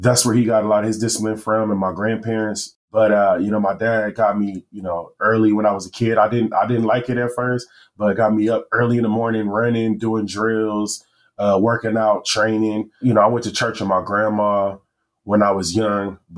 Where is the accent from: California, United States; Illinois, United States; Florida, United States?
California, United States; Los Angeles; also born or lived in Washington, D.C.; I am from Los Angeles, California. I was born in Washington, D.C., but raised in Southern California.